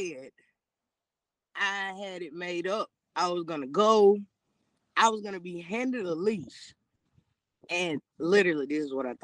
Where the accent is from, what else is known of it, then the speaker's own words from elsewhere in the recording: Taliaferro County, Georgia, United States; I'm actually from Tolliver County